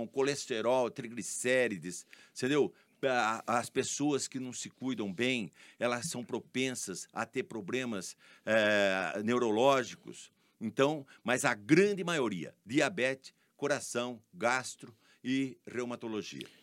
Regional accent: Araras, São Paulo, Brazil; born or raised there; also born or lived in Leme, Brazil

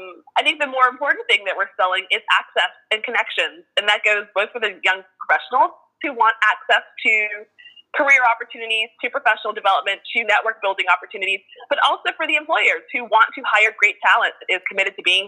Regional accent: Miami, Florida, United States; moved away as an adult; now in New Orleans, United States; I am not originally from New Orleans. I was born and raised in Miami, Florida, but have been here, oh goodness, maybe 14 years as of this year.

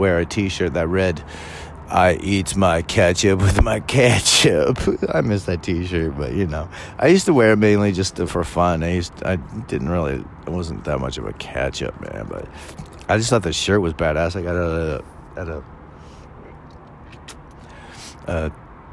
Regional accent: California, United States; I was born and raised Californian, so technically I say I'm a Californian

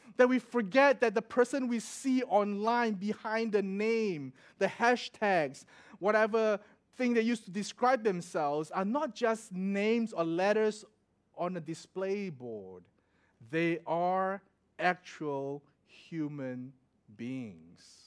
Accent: Singapore; moved away as an adult; also born or lived in Melbourne, Australia; I'm from Singapore

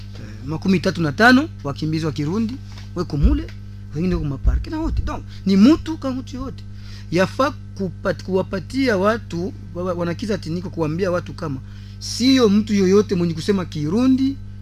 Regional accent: DR Congo; hapa kwetu Kongo, Uvira

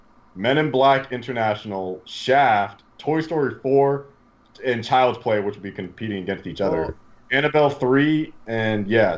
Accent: the South, United States; accent: southern; I'm American.

